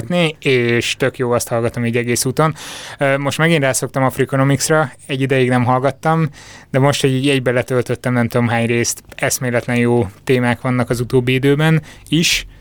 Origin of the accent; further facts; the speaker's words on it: Borsod-Abaúj-Zemplén, Hungary; meg én is Észak-Magyarországról származunk